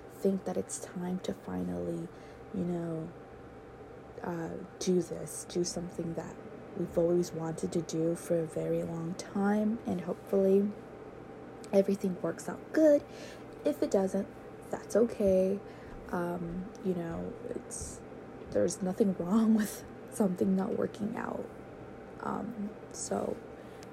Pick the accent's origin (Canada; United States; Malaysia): United States; San Diego, California; I am from San Diego, California